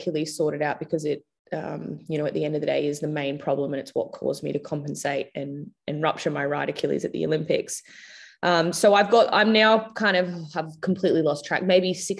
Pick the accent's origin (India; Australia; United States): Australia; Logan, Queensland; moved away as an adult; also born or lived in Gold Coast / Brisbane; I was born on the Gold Coast and went to school in Brisbane. But like I said, I moved when I was 18, so I don't really know like Brisbane that well. I grew up more like Logan, Gold Coast Logan.